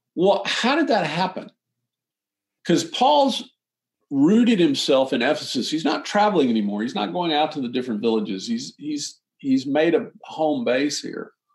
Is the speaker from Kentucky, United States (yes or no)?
no; Austin, Texas, United States; growing up in Austin, my dad had this restaurant down the street from where I grew up